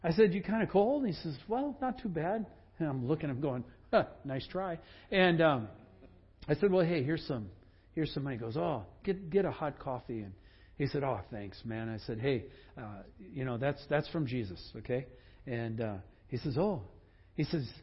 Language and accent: English; Sugar Bush, Wisconsin, United States; moved away; I grew up in Sugar Bush